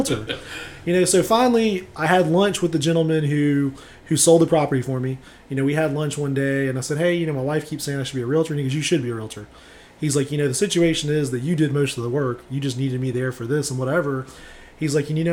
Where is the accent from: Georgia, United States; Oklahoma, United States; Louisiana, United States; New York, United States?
Georgia, United States; Savannah; I'm born and raised in Savannah.